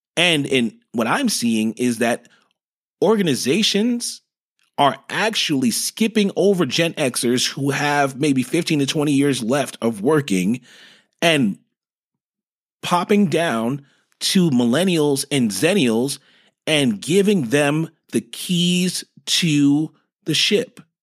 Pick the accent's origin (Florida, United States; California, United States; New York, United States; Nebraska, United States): New York, United States; moved away as an adult; now in Dallas, United States; I'm originally from New York